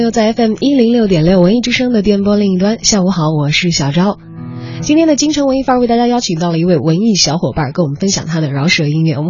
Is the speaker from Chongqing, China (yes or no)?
yes; Chongqing, China; 因为我的家乡是在重庆嘛，离北京有点距离，但是成都离得比较近